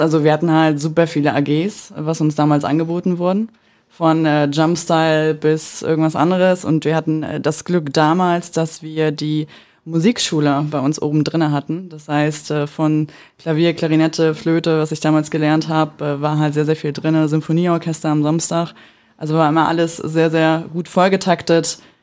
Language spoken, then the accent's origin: German; Mecklenburg-Vorpommern, Germany; moved away as an adult; now in Berlin, Germany; wir sind aus Mecklenburg ursprünglich. Äh, ich persönlich wohne in Berlin, bin 2018 nach Berlin gezogen